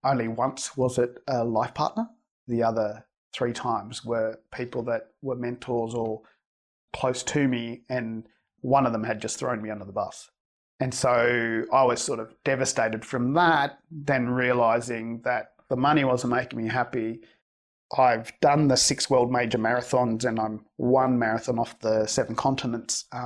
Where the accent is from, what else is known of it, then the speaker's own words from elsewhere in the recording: Australia; I'm Australian born from Spanish migrants